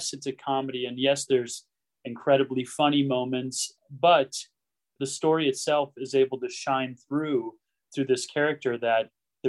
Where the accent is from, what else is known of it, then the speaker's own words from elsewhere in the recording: Stillwater, Minnesota, United States; I'm from Minnesota, Stillwater, Minnesota